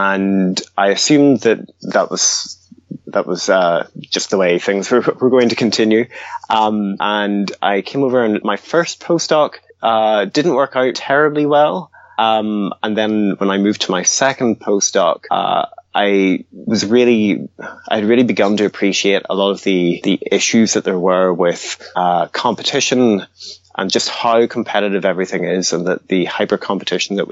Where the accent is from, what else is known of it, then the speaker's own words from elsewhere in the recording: Highlands of Scotland, United Kingdom; also born or lived in Northern Ireland; originally from Northern Ireland, but I grew up in the Highlands of Scotland